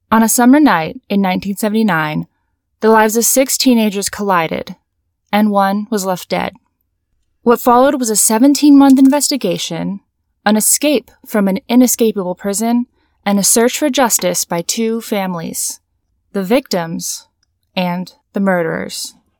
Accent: Santa Barbara area, California, United States; moved away; your hometown

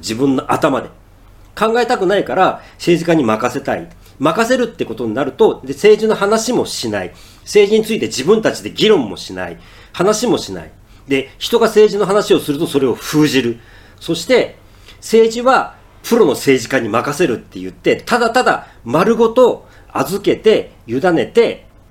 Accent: Japan; first language Japanese; 僕は日本語ネイティブに生まれてしまったので

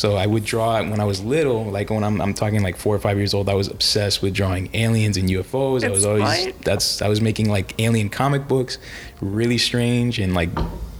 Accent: Golden Beach, Florida, United States; born or raised there; also born or lived in New York City, New York, United States

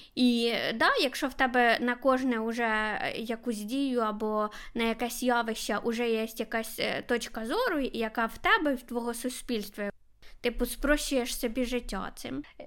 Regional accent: Kharkiv, Kharkiv Oblast, Ukraine; я з Харкова.

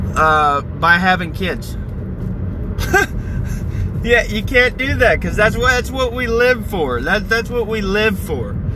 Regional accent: United States; I'm an American

